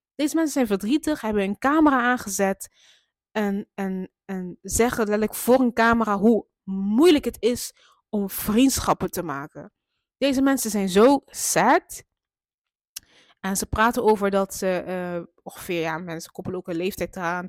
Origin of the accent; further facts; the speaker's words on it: Maastricht, Limburg, Netherlands; moved away as an adult; now in Eindhoven, Netherlands; Dat is gewoon de stad waar ik ben opgegroeid